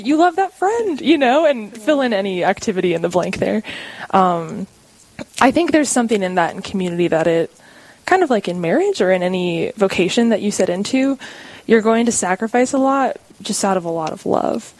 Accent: Warner, South Dakota, United States; I'm from a small town called Warner, South Dakota, up north by Aberdeen

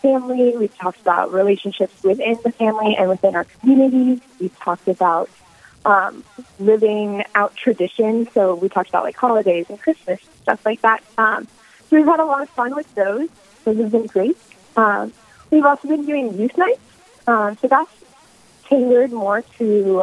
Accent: Sioux Falls, South Dakota, United States; also born or lived in Brookings, South Dakota; I was born in Sioux Falls, South Dakota, and my family currently lives in Brookings

